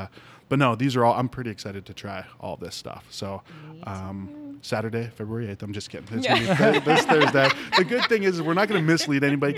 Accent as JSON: {"language": "English", "region": "Ohio", "country": "United States", "tie": "born or raised there", "said": "So I grew up in Ohio."}